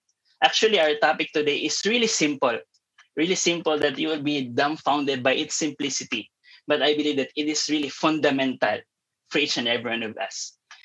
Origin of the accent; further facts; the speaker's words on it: Tacloban, Eastern Visayas, Philippines; I hail back from Tacloban, Leyte